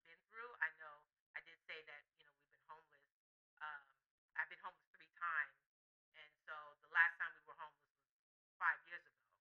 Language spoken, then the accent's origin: English; Miami, Florida, United States; moved away as an adult; also born or lived in Atlanta, Georgia; now in Los Angeles, United States; I'm originally from Miami, Florida. I'm not from Florida. I'm from Miami.